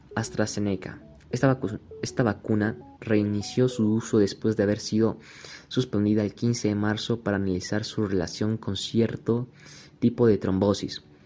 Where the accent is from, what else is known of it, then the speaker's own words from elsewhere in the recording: Bolivia; Solamente soy un chico boliviano